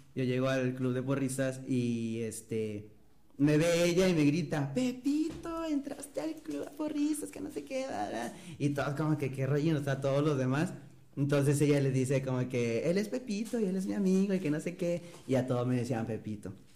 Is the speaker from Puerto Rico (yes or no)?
no; Matamoros, Tamaulipas, Mexico; also born or lived in Ciudad Victoria; yo nací en Matamoros, en Matamoros, me fui a vivir a Ciudad Victoria toda la secundaria y el primer año de prepa y luego regresé a Matamoros otra vez